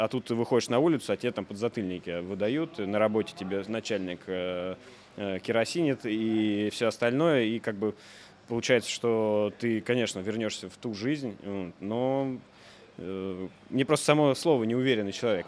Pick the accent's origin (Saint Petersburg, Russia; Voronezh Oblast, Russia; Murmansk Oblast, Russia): Voronezh Oblast, Russia; Voronezh; moved away as an adult; also born or lived in Moscow; Я из Воронежа, родом из Воронежа, жил в Москве на тот момент